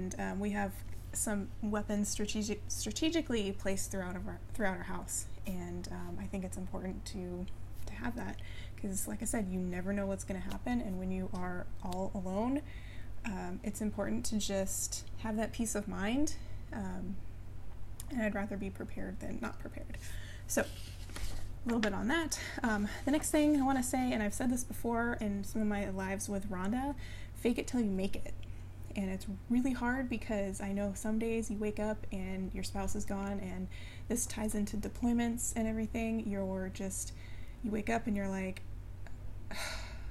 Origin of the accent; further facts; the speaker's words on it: California, United States; moved away as an adult; also born or lived in Colorado; we moved from California to Colorado, and I hadn't lived in California my entire life